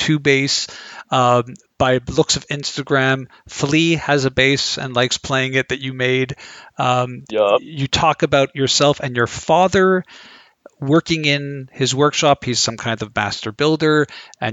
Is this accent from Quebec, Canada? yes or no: yes; Montreal, Quebec, Canada; Canadian guy from Montreal